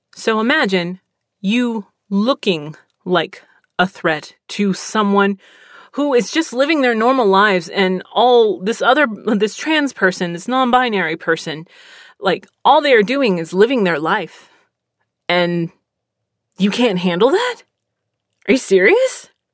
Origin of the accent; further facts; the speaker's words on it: Texas, United States; also born or lived in Pennsylvania; I'm from Pennsylvania. I've lived in Texas most of my life